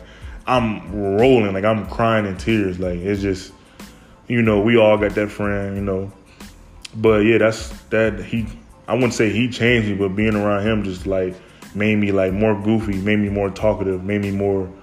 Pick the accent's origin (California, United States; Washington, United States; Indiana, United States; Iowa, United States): Indiana, United States; Fort Wayne; I grew up in Fort Wayne, Indiana, born in 98